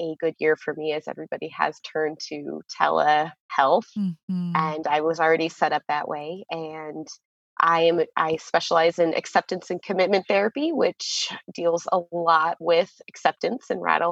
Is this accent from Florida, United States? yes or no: yes; Florida, United States; moved away as an adult; also born or lived in Chile; now in Nevada, United States; I'm from Florida, and I have just moved to Nevada with my husband